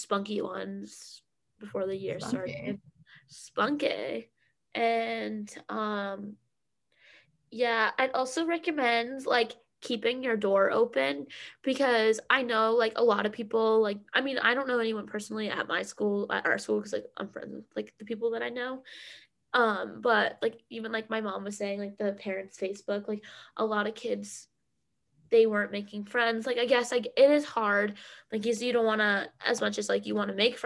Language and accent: English; Massachusetts, United States; moved away